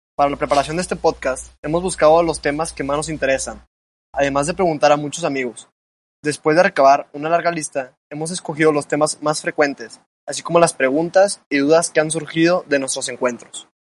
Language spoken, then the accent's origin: Spanish; Saltillo, Coahuila, Mexico; soy de Saltillo